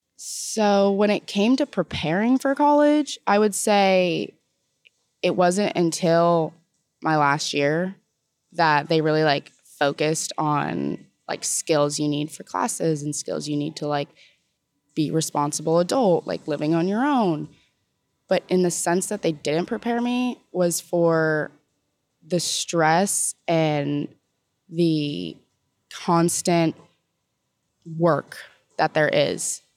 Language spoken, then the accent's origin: English; Southern California, United States; moved away as an adult; now in Oxford, Mississippi, United States; I'm from Southern California